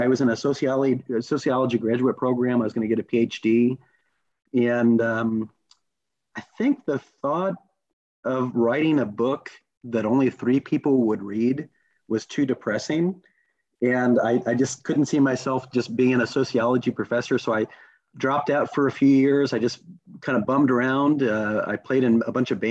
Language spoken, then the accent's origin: English; Kentucky, United States; I grew up in Kentucky